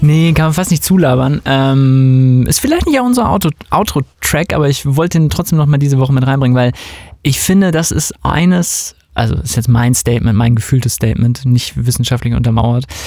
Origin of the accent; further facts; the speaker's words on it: West Germany, Germany; ich bin natürlich in Westdeutschland aufgewachsen